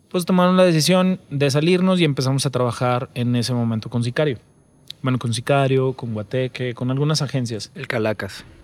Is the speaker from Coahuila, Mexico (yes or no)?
yes; Saltillo, Coahuila, Mexico; now in Mexico City, Mexico; yo soy de Saltillo y con quien empecé a formarla es con, con César, él es de Monterrey